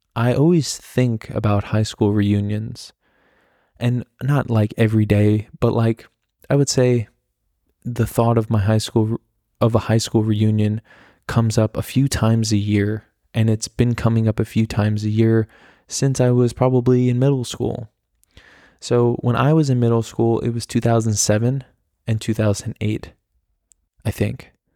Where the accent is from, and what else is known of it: the Hamptons, New York, United States; born or raised there; now in Germany